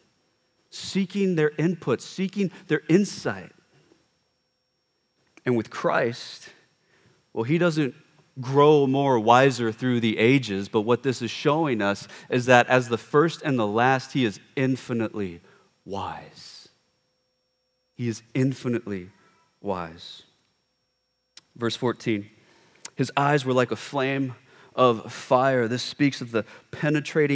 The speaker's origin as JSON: {"language": "English", "country": "United States", "said": "we as an American culture, we don't really reverence our elders"}